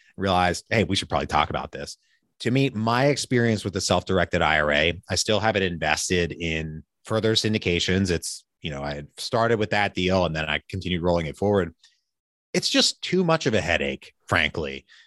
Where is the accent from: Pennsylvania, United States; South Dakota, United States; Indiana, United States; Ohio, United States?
Pennsylvania, United States; now in Richmond, Virginia, United States; I'm originally from Pennsylvania